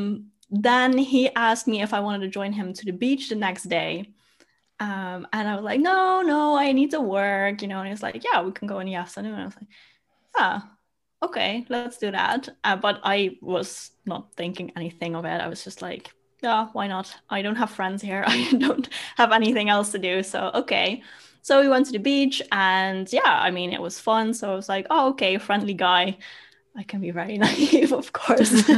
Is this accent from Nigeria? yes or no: no; Netherlands; also born or lived in Germany / Bali; I came back home. Mm. Yeah. So I'm in the Netherlands now.